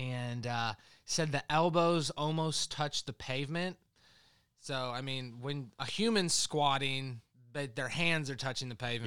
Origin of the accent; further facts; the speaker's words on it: Indiana, United States; literally about ten miles from where I grew up in Indiana.